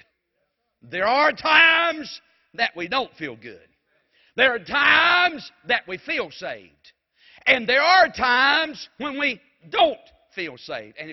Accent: Mount Airy, North Carolina, United States; I was from Mount Airy

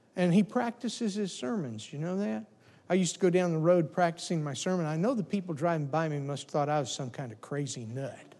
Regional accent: the South, United States; I grew up in the South, and so we had pigs.

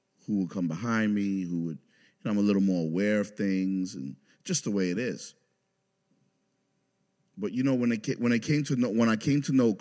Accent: New York City, New York, United States; moved away; I grew up in New York City in the Bronx

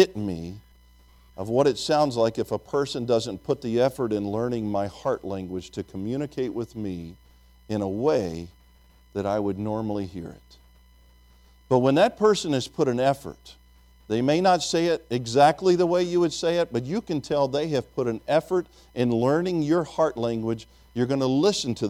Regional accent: Tennessee, United States; accent: Tennessean; moved away as an adult; also born or lived in Venezuela; I grew up in Tennessee

